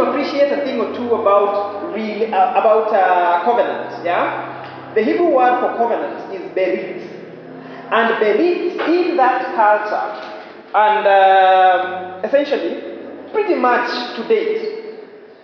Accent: Western Kenya, Kenya; I am from Western Kenya, married to a girl from Central Kenya

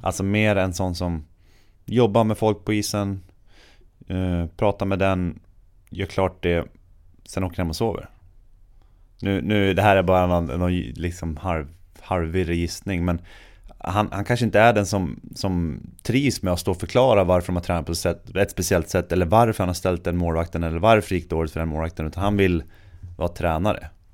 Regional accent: Sweden; som svensk man

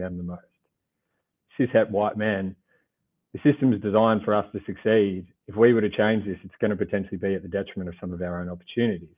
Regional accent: Gippsland, Victoria, Australia; I grew up in a country town down in Gippsland, 2 hours from Melbourne

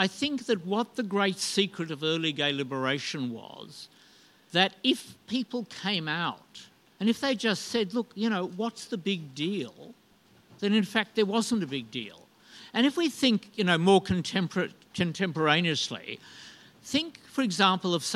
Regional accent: Hobart, Tasmania, Australia; moved away; also born or lived in Sydney; I grew up in Hobart

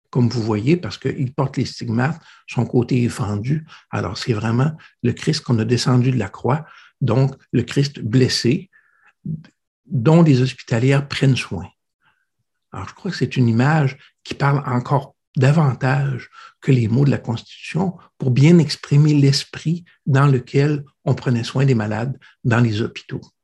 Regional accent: Quebec City, Quebec, Canada; Je suis né à l'Hôtel-Dieu de Québec

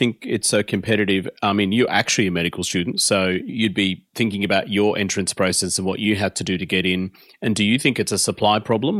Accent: Australia; I'm Australian as any other Australian, but my ethnicity is of Indian background.

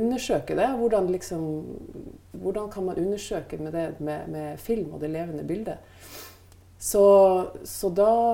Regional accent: Northern Norway, Norway; moved away; de omgivelsene som jeg vokste opp med i Nord-Norge

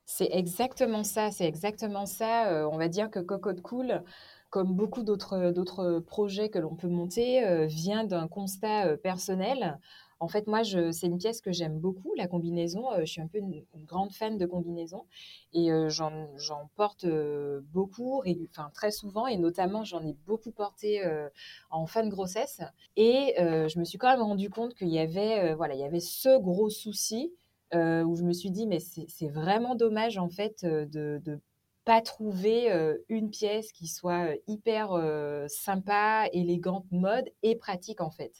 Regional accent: Martinique; moved away as an adult; also born or lived in Morbihan, France; now in Finistère, France; je suis originaire de la Martinique. J'ai vécu jusqu'à mes 18 ans.

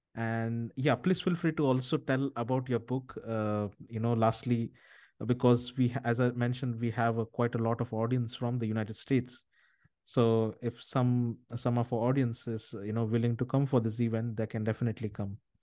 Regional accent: India; I'm originally from India

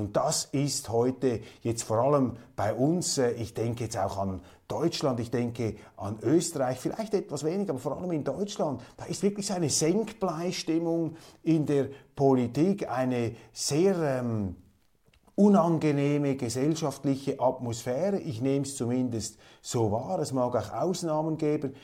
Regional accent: Switzerland; bei uns in der Schweiz

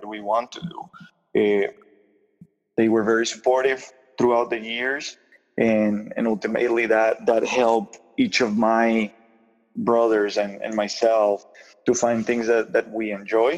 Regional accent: Puerto Rico; first language Spanish; English is a second language; now in Michigan, United States; I grew up in Puerto Rico. I was born there back in the 80s

